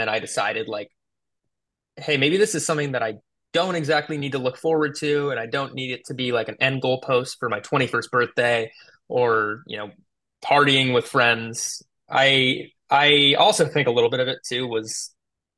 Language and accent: English; Tualatin, Oregon, United States; I grew up in Tualatin, Oregon, right outside of Portland